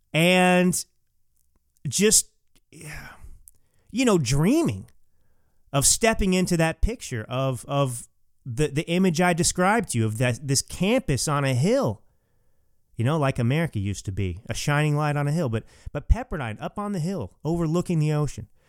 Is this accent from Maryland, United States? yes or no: no; Texas, United States; moved away as an adult; also born or lived in California; now in Napa Valley, United States; I grew up in Texas, but I came out to California, uh, when I was eighteen years old